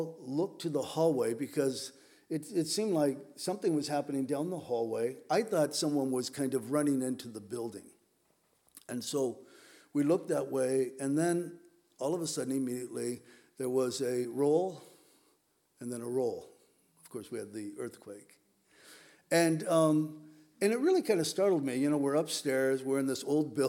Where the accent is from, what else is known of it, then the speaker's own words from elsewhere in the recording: Southern California, United States; moved away as an adult; now in Whidbey Island, United States; I grew up in Southern California